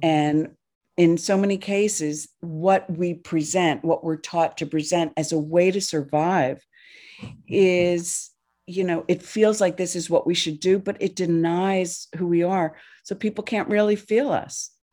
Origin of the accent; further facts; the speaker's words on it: New Jersey, United States; I grew up in New Jersey